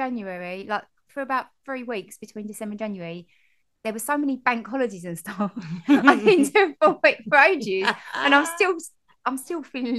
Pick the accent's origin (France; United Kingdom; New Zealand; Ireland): United Kingdom; Dagenham, London; accent: Dagenham; also born or lived in Barking; I'm from Dagenham.